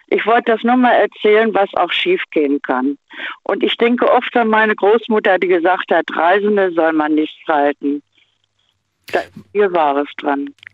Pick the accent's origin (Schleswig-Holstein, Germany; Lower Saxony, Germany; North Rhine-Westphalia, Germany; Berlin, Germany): Lower Saxony, Germany; Hanover; bin dann nach Hannover, also ja, meine Heimat wieder gezogen